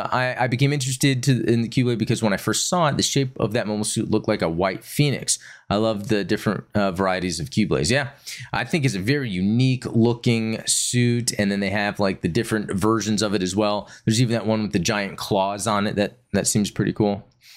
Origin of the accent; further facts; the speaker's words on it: Broome, Western Australia, Australia; most well known on the northwest coast in my hometown of Broome